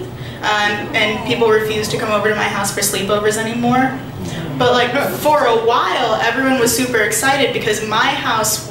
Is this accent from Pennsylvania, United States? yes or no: yes; Appalachia, rural southwestern Pennsylvania, United States; I grew up in Appalachia, like rural, in the woods, southwestern Pennsylvania, almost, just like basically West Virginia